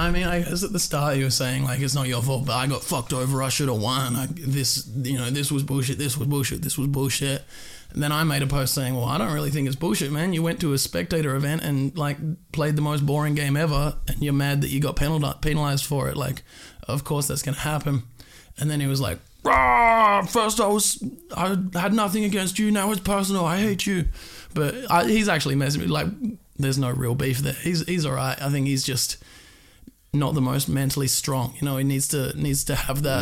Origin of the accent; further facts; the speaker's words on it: Perth, Western Australia, Australia; moved away; I'm from Perth, Western Australia